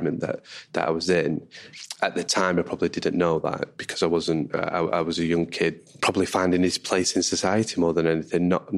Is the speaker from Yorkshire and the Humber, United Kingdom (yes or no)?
no; Manchester, North West England, United Kingdom; I'm from Manchester